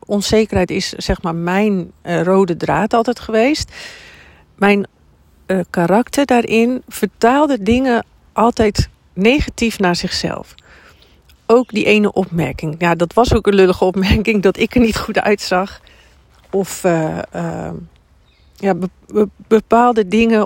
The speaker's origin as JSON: {"language": "Dutch", "region": "Drenthe", "country": "Netherlands", "tie": "born or raised there", "also_born_or_lived": "Amersfoort / Amsterdam", "moved": "yes", "said": "van origine kom ik uit Drenthe"}